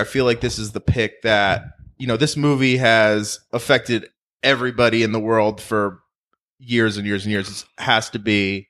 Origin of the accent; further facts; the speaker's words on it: New Jersey, United States; I grew up in New Jersey